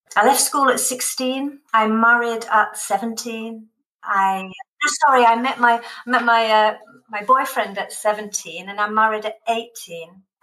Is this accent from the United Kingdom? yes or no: yes; the north of England, United Kingdom; now in Westerlo, Belgium; I grew up in the north of England, where practically everyone worked in cotton mills in the north of England.